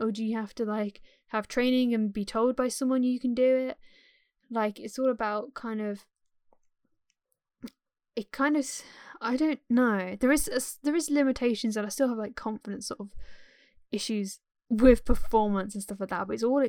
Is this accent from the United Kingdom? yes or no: yes; England, United Kingdom; accent: RP; my accent is more sort of more like RP sort of generic English, like well-spoken kind of like English